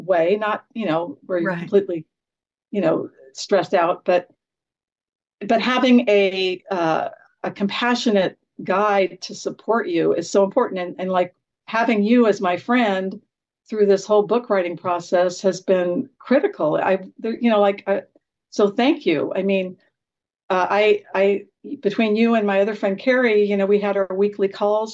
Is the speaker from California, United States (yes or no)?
yes; Garden Grove, California, United States; that's where I grew up in Garden Grove, California.